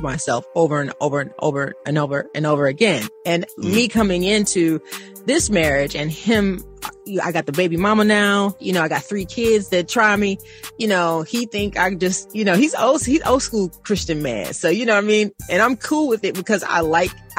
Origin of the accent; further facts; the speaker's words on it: Missouri, United States; I'm from Missouri. Show me state.